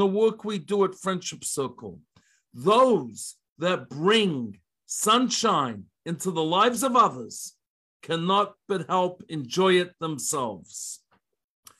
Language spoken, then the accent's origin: English; Melbourne, Victoria, Australia; moved away as an adult; now in Columbus, United States; I come from Melbourne, Australia